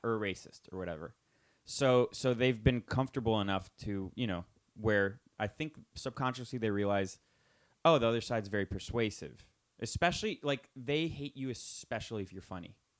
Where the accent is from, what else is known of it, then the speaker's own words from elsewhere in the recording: United States; I was born in the United States